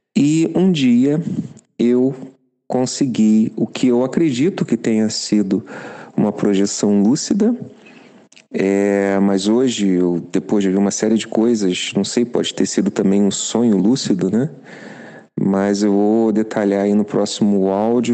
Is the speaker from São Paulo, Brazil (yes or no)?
no; Rio de Janeiro, Brazil; moved away as an adult; now in Germany; eu sou carioca, eu tenho 50 anos, e há cinco anos eu moro e trabalho na Alemanha